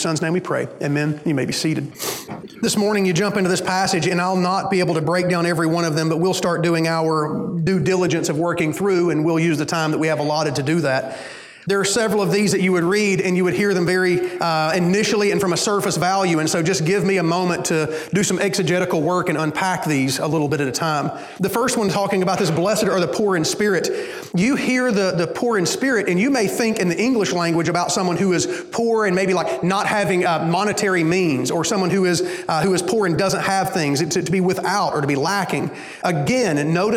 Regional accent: Alabama, United States; moved away; I'm from Alabama. And when you live in Alabama

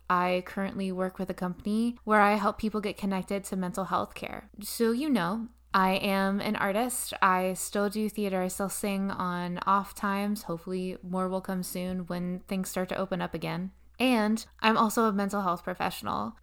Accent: Bedford, Pennsylvania, United States; moved away as an adult; also born or lived in New York; I was born in Bedford, Pennsylvania, very small town. I started in theater at a very young age with the Bedford County Players in Bedford, Pennsylvania

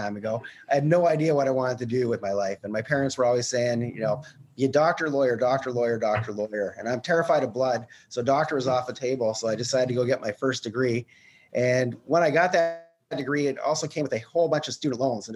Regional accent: Canada; I'm actually from Canada

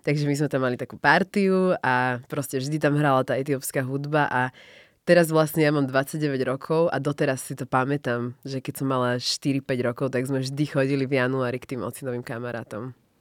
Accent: Slovakia; my samozrejme sme vyrastali a narodili sa na Slovensku, takže my sme proste Slováci

